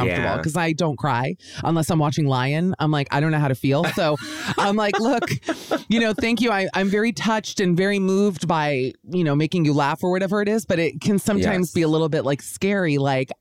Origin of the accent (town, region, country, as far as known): United States